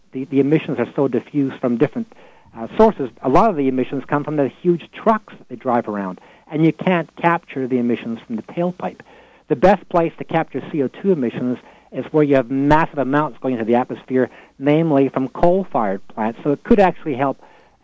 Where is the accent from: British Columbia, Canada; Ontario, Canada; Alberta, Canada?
Alberta, Canada; I come from Alberta and I cover the political scene here